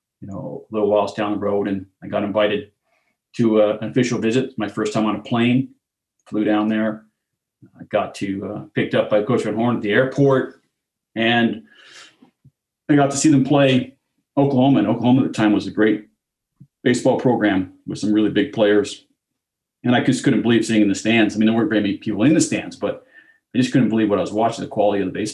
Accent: outside of Ottawa, Ontario, Canada; moved away as an adult; also born or lived in Nebraska; now in Toronto, Canada; I grew up outside of Ottawa, which is a little bit outside of baseball country in Canada

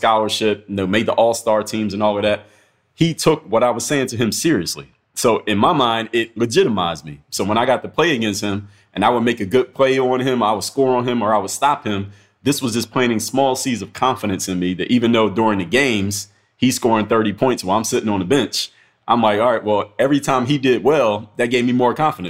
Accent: United States; As an American

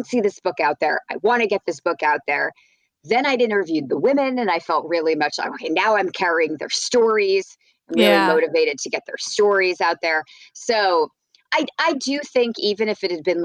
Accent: New Brunswick, New Jersey, United States; moved away; I grew up in New Jersey

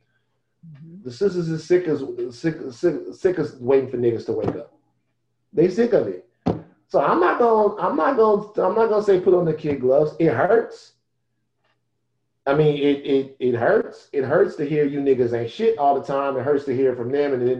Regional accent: Baton Rouge, Louisiana, United States; I come from South Baton Rouge, Louisiana

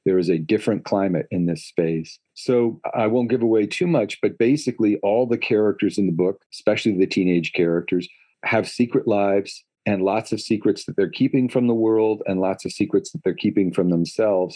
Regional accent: Palo Alto, California, United States; in the 70s was when I was growing up in Palo Alto

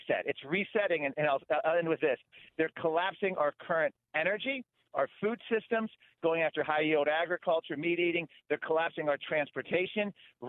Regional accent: Virginia, United States; I'm from Virginia

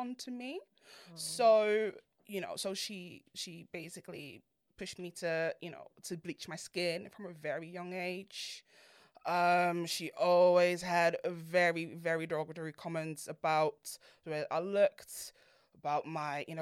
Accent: Netherlands; I grew up in Holland, and I was raised by immigrant parents. They're both from Ghana

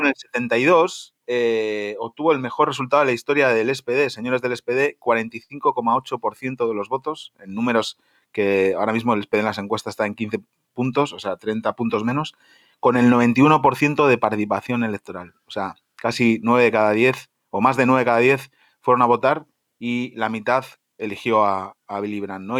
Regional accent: Spain; como español que soy

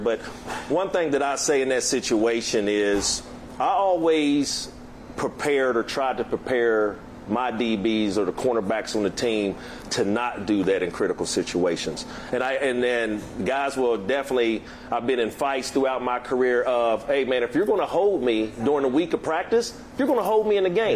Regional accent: West Virginia, United States; I'm from West Virginia, the next state over

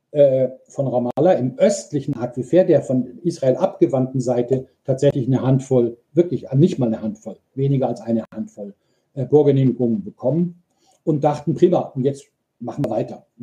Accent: Munich, Bavaria, Germany; Also ich komme aus München, das ist so wie bei uns aus den Alpen das Wasser, das, das gleiche Gestein.

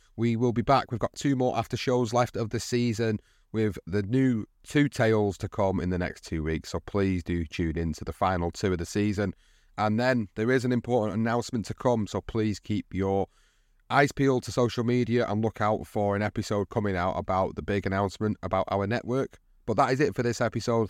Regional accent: United Kingdom; for us as British fans

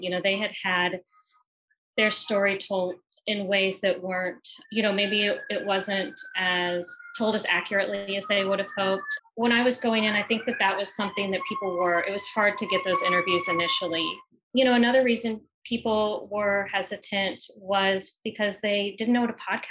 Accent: the Ozarks, United States; born or raised there

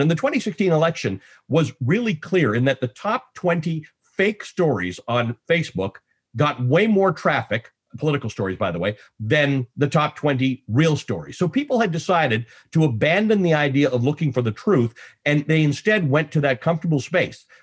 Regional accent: Canada; also born or lived in Nairobi, Kenya; now in United States; I'm, I'm Canadian

